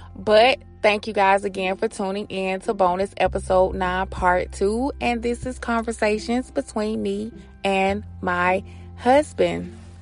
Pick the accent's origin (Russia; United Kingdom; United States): United States; Atlanta, Georgia; I'm from Atlanta. I worked in the clubs.